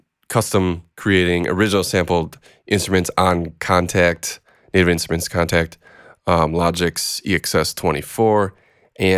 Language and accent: English; Minneapolis, Minnesota, United States; I'm from Minneapolis